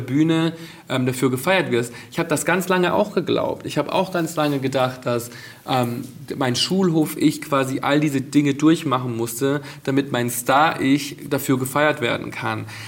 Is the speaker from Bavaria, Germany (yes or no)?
yes; Bad Reichenhall, Bavaria, Germany; now in Berlin, Germany; meine Jugend in Bad Reichenhall zu Hause